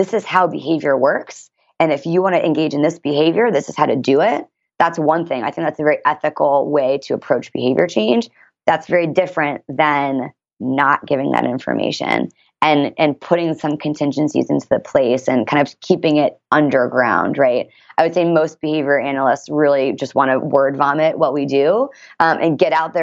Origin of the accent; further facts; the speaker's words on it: Washington, D.C., East Coast, United States; now in San Diego, United States; I'm also from the East Coast and I moved here from Washington, D.C.